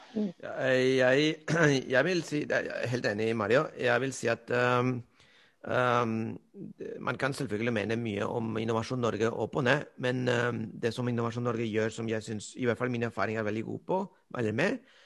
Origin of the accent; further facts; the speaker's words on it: Spain; Norwegian is a second language; now in Norway; jeg er spanjol